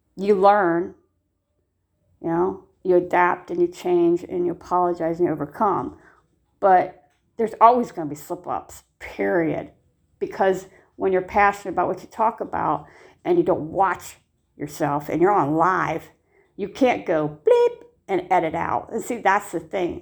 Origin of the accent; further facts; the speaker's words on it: Ohio, United States; moved away; I'm originally born and raised in Ohio